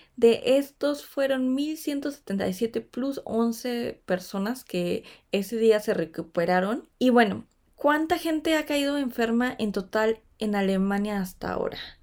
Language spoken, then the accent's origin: Spanish; Mexico; now in Stuttgart, Germany; me encuentran como una mexicana en Stuttgart